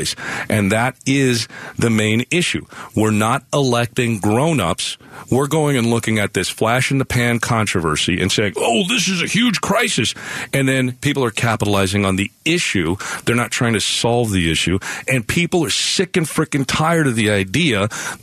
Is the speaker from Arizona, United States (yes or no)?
yes; Nogales, Arizona, United States; I grew up in Nogales on Santa Cruz County